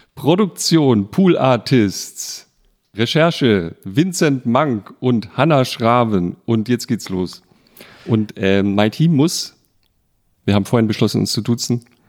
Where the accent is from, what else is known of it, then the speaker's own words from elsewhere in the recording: Bretten, Baden-Württemberg, Germany; meinem Geburtsort, also da, wo ich aufgewachsen bin, in Bretten in Baden